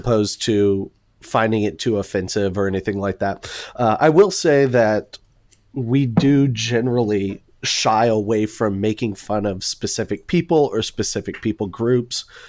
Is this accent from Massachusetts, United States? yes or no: no; Houston, Texas, United States; now in Dallas, United States; I'm originally from Houston, but been in Dallas since two thousand seven